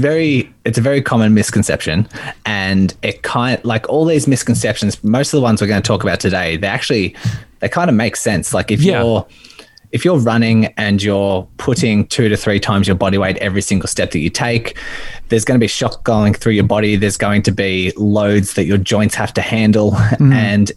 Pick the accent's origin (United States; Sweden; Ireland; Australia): Australia; Melbourne, Victoria; I'm from Melbourne, Australia.